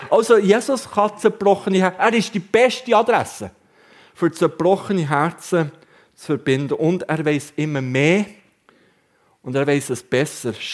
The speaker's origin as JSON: {"language": "German", "town": "Wabern", "region": "Bern", "country": "Switzerland", "said": "Und jetzt kann ich euch als Berner darüber aufklären, die Raben waren bis im Jahr 2012 geschützt bei uns zu Wabern."}